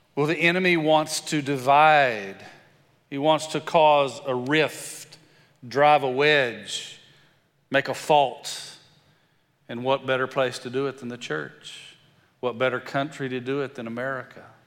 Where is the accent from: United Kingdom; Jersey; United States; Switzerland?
United States; West Texas; accent: country; grew up in West Texas and sound a little country